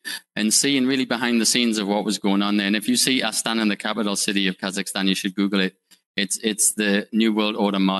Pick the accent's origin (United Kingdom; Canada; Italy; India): United Kingdom; moved away as an adult; also born or lived in Northeast United States; now in United States; I'm from the UK. If you can tell by my bad accent